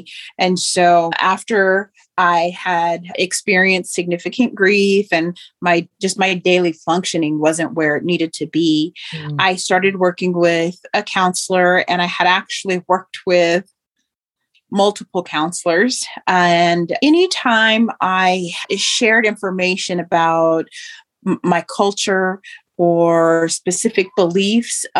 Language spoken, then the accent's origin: English; Oklahoma, United States; also born or lived in Moore, Oklahoma; I grew up in Oklahoma and had lived in a small town and within my tribal community